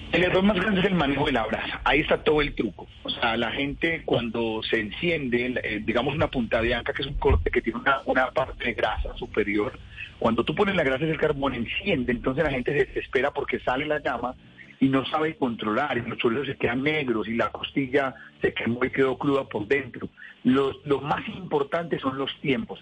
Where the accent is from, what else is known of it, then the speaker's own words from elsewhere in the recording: Colombia; Los colombianos, como somos acelerados para todo